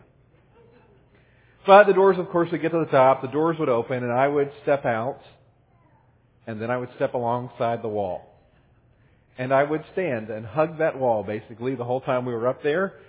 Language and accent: English; Midwest, United States; also born or lived in Cincinnati, Ohio; When I was growing up in the Midwest, and even again when I was going to college in Cincinnati